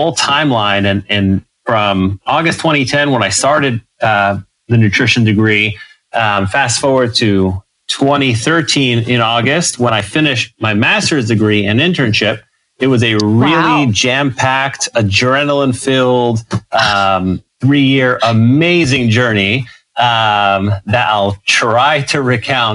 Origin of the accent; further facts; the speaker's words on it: New York City, New York, United States; moved away as an adult; now in Texas, United States; I'm born and raised in New York